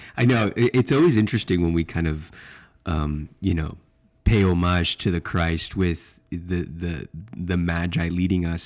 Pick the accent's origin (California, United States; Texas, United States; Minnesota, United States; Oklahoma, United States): Texas, United States; I'm from Texas